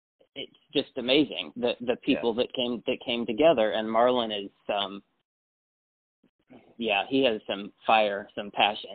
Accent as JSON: {"language": "English", "region": "Texas", "country": "United States", "tie": "born there", "said": "Yeah, I was born in West Texas, yeah, and then I've lived several places, but yeah."}